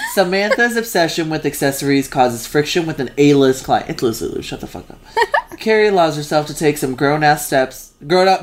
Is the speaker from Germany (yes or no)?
no; Mexico; moved away; the neighborhood that I grew up in in Mexico